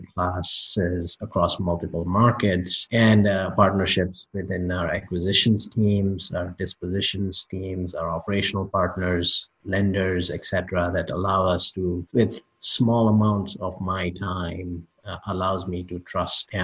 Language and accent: English; India; moved away; I grew up part of a family of business owners growing up in India